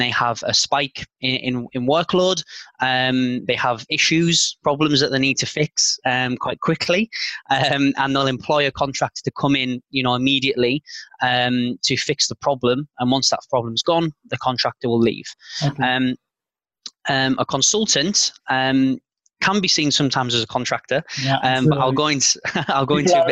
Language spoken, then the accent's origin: English; Carlisle, North West England, United Kingdom; moved away as an adult; also born or lived in London, United Kingdom; now in Zurich, Switzerland; my hometown of Carlisle